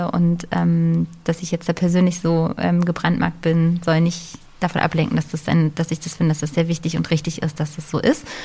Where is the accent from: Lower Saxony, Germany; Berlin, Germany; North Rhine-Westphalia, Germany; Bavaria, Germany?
Berlin, Germany; bin ich ja in Berlin groß geworden und wir haben, also ich habe mein ganzes Leben, äh, bis ich ausgezogen bin, in der Feuerbachstraße gewohnt in, in Steglitz